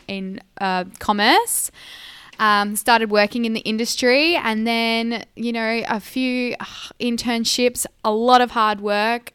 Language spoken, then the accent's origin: English; Esperance, Western Australia, Australia; I was born and raised in Esperance